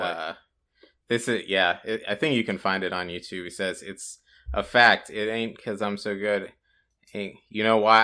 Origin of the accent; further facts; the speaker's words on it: Columbus, Ohio, United States; my hometown, Columbus, Ohio